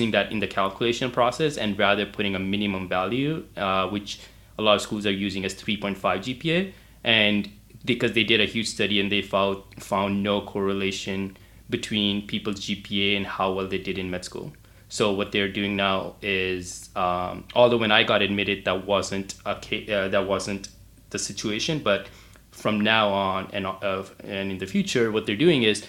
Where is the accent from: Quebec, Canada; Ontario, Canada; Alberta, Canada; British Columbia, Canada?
Alberta, Canada; Calgary; also born or lived in Houston; So I'm from Canada. I'm from Calgary. It's a city in the province of Alberta